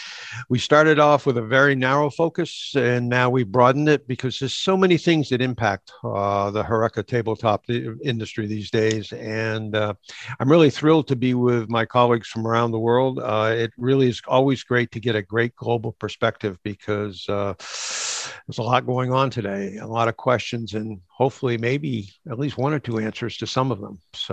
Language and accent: English; United States; I'm from the United States of America